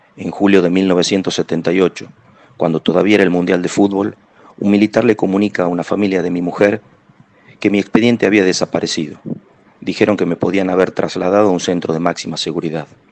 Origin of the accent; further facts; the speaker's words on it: San Miguel de Tucumán, Tucumán, Argentina; moved away as an adult; also born or lived in Buenos Aires; Nací en Tucumán en 1953. Egresé del gimnasio universitario